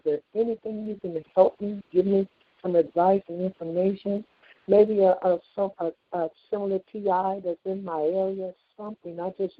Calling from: California, United States; I'm calling from California, and I live alone, 70 years old

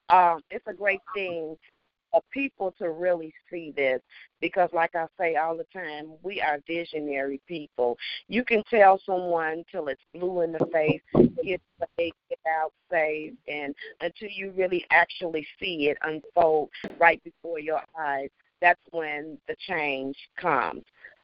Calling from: Chicago, Illinois, United States; I'm from Chicago.

